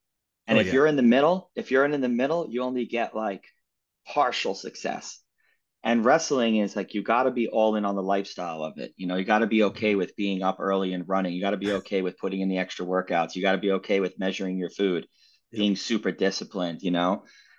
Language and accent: English; New York, United States; I'm originally from New York. I've been all around the US, New York, LA, Las Vegas, San Francisco.